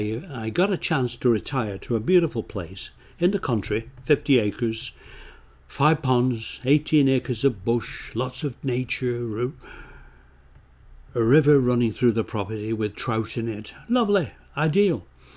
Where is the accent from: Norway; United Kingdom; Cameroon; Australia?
United Kingdom; England; moved away as an adult; now in Canada; I came from England, yeah.